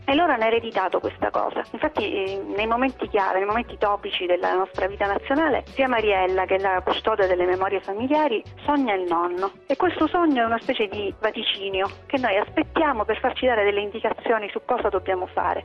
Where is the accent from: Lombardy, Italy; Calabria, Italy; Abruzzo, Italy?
Calabria, Italy; Reggio Calabria; Io vengo da Reggio Calabria